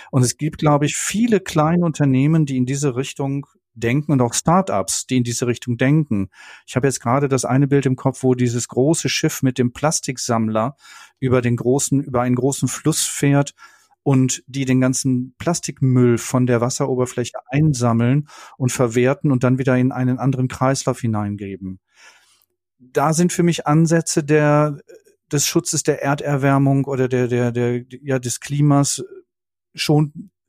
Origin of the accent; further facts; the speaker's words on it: North Rhine-Westphalia, Germany; ich komme aus dem Ruhrgebiet, wir hatten in den 70er Jahren den, den Strukturwandel im Ruhrgebiet